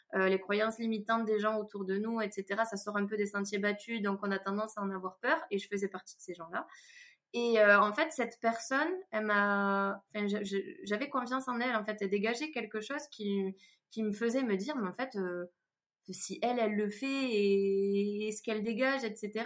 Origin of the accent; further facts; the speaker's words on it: Toulouse, Occitania, France; je suis toulousaine, vous devez euh, sûrement l'entendre